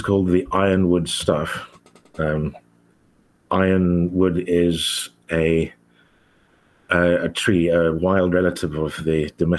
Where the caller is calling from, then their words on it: London, United Kingdom; I'm calling from Northwest London near Queen's Park.